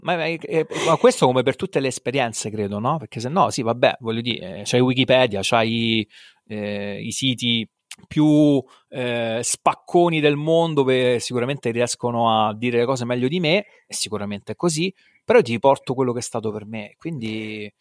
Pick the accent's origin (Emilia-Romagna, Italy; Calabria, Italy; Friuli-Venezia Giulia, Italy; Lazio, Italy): Lazio, Italy; Rome; also born or lived in Abruzzo; vivo a Roma, nato e cresciuto a Roma